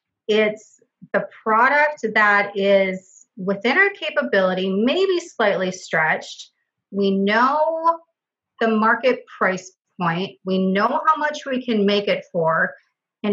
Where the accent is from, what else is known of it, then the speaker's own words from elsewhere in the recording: Wisconsin, United States; also born or lived in Milwaukee, Wisconsin / Green Bay, Wisconsin / Fond du Lac, Wisconsin / Shiocton, Wisconsin; I've been born and raised in Wisconsin and lived in several different cities within the state